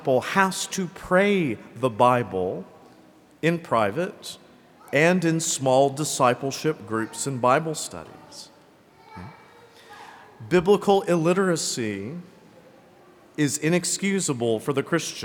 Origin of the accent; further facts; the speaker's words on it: Greenville, South Carolina, United States; accent: Southern; as a child, I grew up here in Greenville.